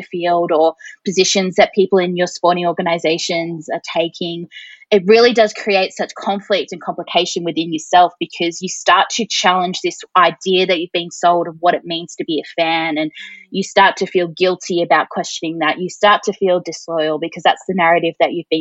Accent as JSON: {"language": "English", "town": "Mildura", "region": "Victoria", "country": "Australia", "tie": "born or raised there", "said": "I grew up in Mildura"}